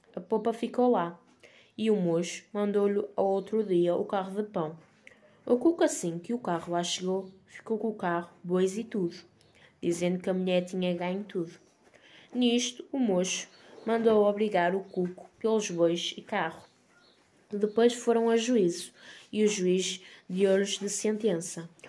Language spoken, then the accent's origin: Portuguese; Portugal; also born or lived in Vila Verde; sou portuguesa